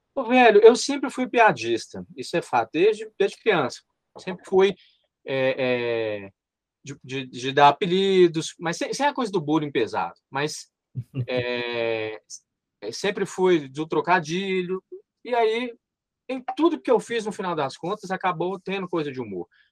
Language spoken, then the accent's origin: Portuguese; Montes Claros, Minas Gerais, Brazil; Meu embigo está enterrado em Montes Claros